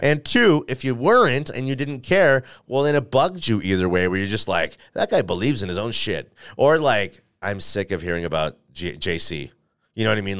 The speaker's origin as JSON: {"language": "English", "town": "Denver", "region": "Colorado", "country": "United States", "tie": "born or raised there", "said": "I'm from Denver, Colorado. I was born at Saint Joseph's Hospital over here."}